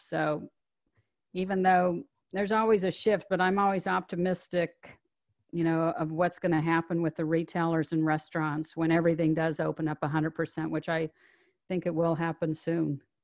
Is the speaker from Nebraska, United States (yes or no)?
yes; Omaha, Nebraska, United States; moved away; I grew up in Omaha, Nebraska